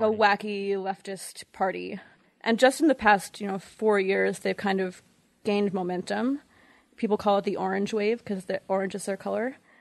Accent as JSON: {"language": "English", "region": "New York", "country": "United States", "also_born_or_lived": "Montreal, Canada / Toronto, Canada", "moved": "yes", "said": "I'm actually from New York, but I lived in Montreal and Toronto for nine years"}